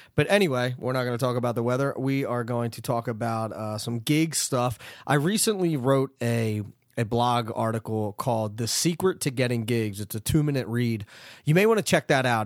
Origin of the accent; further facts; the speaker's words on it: Philadelphia, Pennsylvania, United States; now in New Jersey, United States; I am from originally from Philadelphia